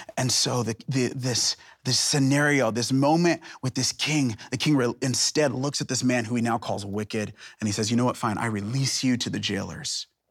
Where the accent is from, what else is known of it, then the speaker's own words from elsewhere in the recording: Seattle, Washington, United States; now in Portland, United States; I'm from Seattle, Portland, it's part of the greater Northwest